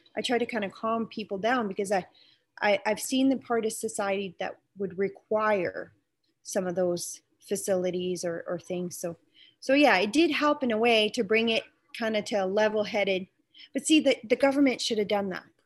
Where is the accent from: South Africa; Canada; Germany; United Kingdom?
Canada; East Coast; moved away; also born or lived in Saskatchewan; I'm originally from the East Coast, so um, I, you can we kind of grow up more liberal there